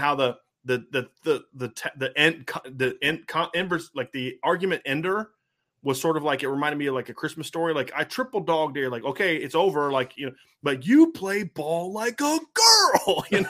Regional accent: Ohio, United States; when I was a kid growing up in Ohio

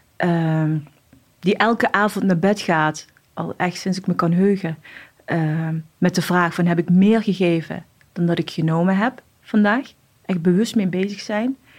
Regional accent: Morocco; also born or lived in Casablanca; now in Netherlands; ik ben opgegroeid in Marokko. opgevoed door mijn oma en tantes en ooms van mijn vader

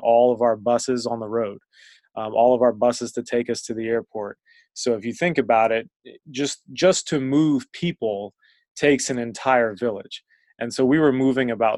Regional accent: Northern Virginia, United States; moved away; I was really integrated into our local rec league when I was growing up in Northern Virginia

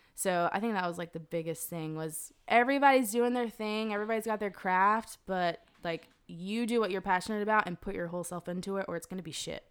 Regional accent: Zebulon, North Carolina, United States; I was born in Zebulon, North Carolina

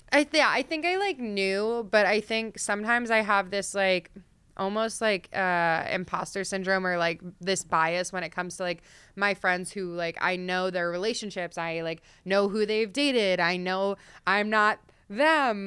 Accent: Delaware, United States; I grew up in Delaware. I'm like an East Coast girl.

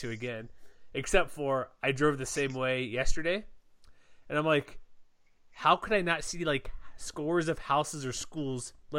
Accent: Houston, Texas, United States; moved away; I grew up in Houston, Texas.

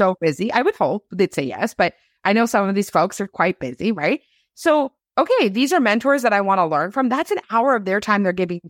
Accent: Canada; I'm a Canadian.

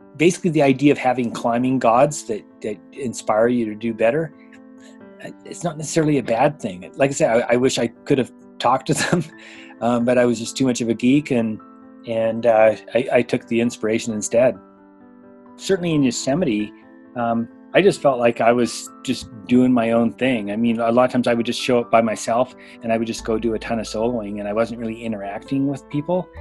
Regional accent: Canada; now in Bishop, United States; I live in Bishop, California. And I grew up in Canada

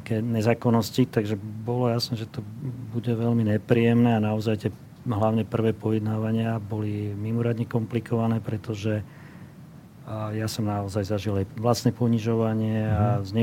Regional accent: Slovakia; my sme Slováci

